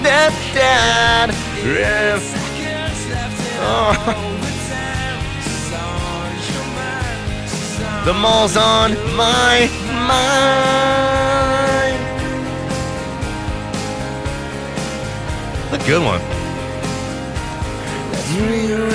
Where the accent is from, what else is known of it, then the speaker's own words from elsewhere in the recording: Colorado, United States; I'm from Colorado. I was born here.